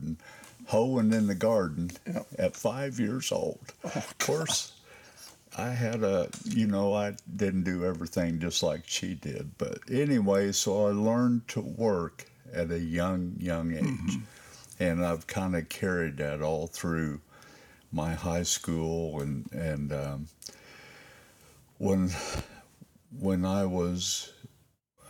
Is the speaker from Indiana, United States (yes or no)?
yes; Lawrenceburg, Indiana, United States; I was born in Lawrenceburg, Indiana, Durbin County Hospital